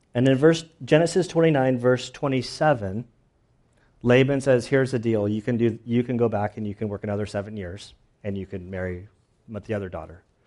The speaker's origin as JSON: {"language": "English", "country": "United States", "said": "I'm an American"}